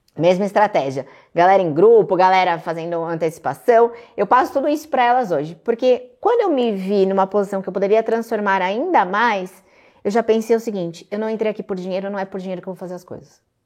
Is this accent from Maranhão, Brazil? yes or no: no; Guarulhos, São Paulo, Brazil; moved away as an adult; now in Alphaville, Brazil; Eu sou de Guarulhos, São Paulo, aqui pertinho